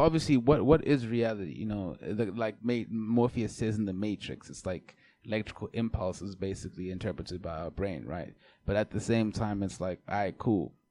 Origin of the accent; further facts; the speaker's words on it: South Africa; being South African